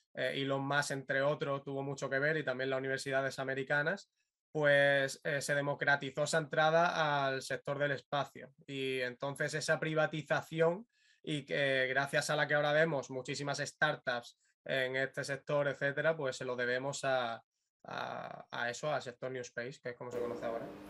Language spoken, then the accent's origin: Spanish; Málaga, Andalusia, Spain; yo soy de Málaga